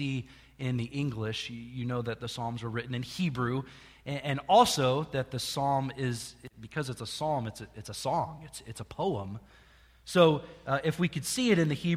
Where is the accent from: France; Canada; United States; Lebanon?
United States; Jerseyville, Illinois; I grew up in Jerseyville, Illinois, which is not far from here, half an hour north of here